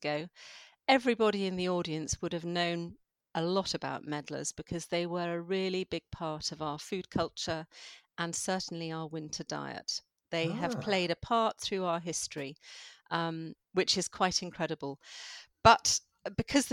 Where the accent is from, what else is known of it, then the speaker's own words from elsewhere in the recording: London, United Kingdom; moved away; I am a Londoner.